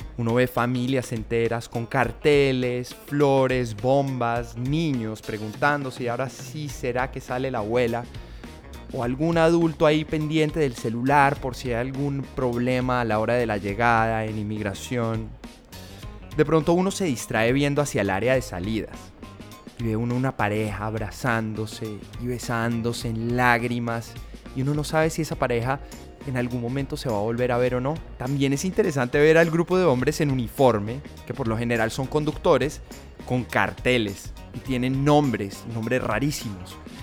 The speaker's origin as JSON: {"language": "Spanish", "country": "Colombia", "moved": "yes", "lives_now": "United States", "said": "para nosotros como colombianos"}